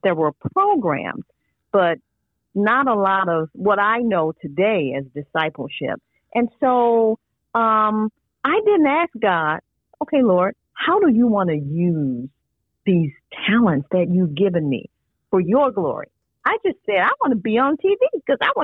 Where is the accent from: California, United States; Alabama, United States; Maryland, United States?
Alabama, United States; Mobile; I'm growing up in Mobile, Alabama in the 1970s.